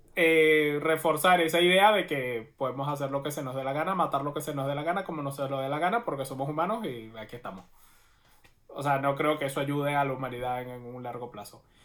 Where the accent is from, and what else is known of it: Venezuela; moved away